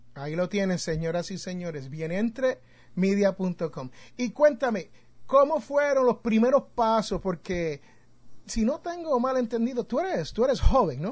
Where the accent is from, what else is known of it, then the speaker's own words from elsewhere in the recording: Jersey City, New Jersey, United States; now in Alabama, United States; yo soy de Jersey City, New Jersey